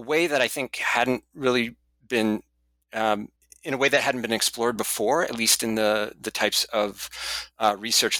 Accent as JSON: {"language": "English", "town": "Seattle", "region": "Washington", "country": "United States", "tie": "born or raised there", "moved": "yes", "said": "study courses about China at first in my hometown at the University of Washington for a year"}